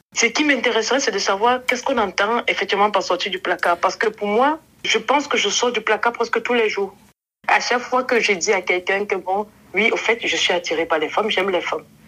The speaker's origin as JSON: {"language": "French", "country": "Cameroon", "also_born_or_lived": "Germany / southern France", "moved": "yes", "lives_now": "France", "said": "je suis euh, une jeune fille camerounaise, mhm. âgée de 38 ans. Je réside actuellement dans le sud de la France"}